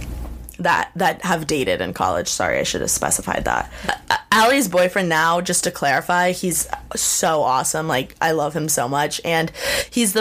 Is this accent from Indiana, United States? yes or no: yes; Bloomington, Indiana, United States; Bloomington, like my hometown, which is an hour away to Indianapolis